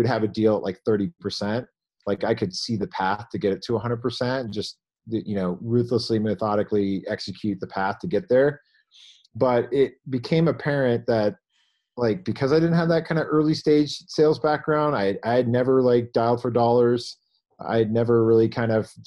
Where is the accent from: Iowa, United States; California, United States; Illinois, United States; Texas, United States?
California, United States; also born or lived in Indiana; I went to school in Indiana, but I grew up in California